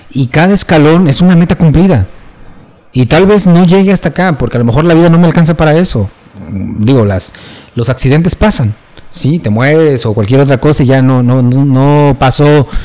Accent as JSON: {"language": "Spanish", "country": "Mexico"}